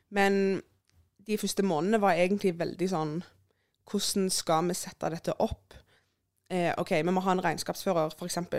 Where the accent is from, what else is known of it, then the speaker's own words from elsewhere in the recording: Sandnes, Rogaland, Norway; jeg er jo fra Sandnes